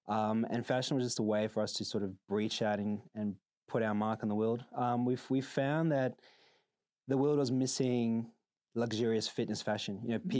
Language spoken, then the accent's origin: English; South Africa; I grew up in South Africa. I think, you know, in an unfortunate country for most people, you're taught to work hard.